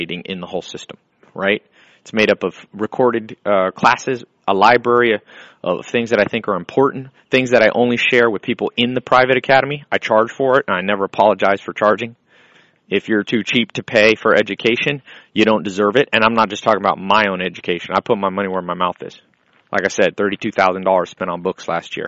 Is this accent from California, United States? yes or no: yes; Long Beach, California, United States; I was born in Long Beach.